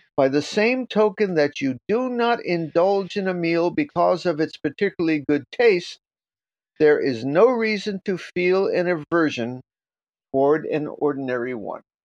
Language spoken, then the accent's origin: English; New York, United States; I'm from New York